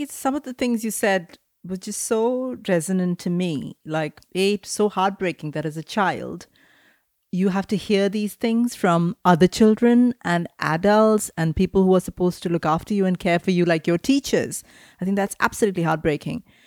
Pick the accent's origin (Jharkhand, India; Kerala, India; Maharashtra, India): Maharashtra, India; Mumbai; growing up in Mumbai, and India